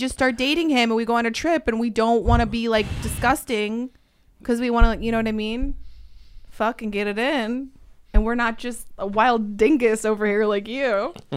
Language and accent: English; Connecticut, United States; I grew up in Connecticut